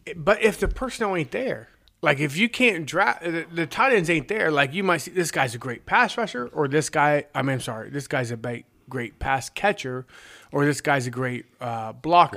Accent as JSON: {"language": "English", "region": "Southeastern Ohio", "country": "United States", "said": "I am from Southeastern Ohio"}